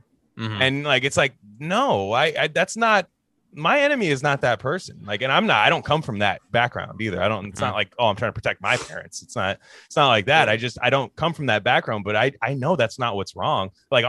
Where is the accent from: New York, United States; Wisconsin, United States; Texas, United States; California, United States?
California, United States; as a Californian